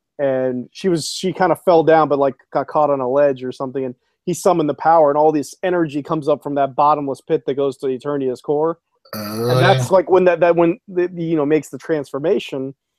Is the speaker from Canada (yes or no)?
no; South Korea; And as you know, I grew up a lot in Korea